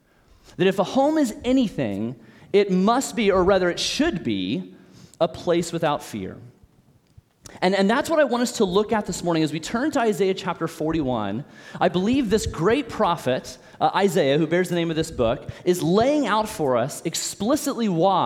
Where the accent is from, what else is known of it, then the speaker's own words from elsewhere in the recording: Olathe, Kansas, United States; moved away as an adult; I'm an O-Town original, which means I grew up here in Olathe. I'm born and raised here